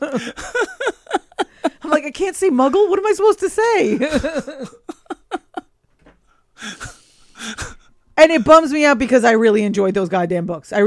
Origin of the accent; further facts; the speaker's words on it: United States; I'm American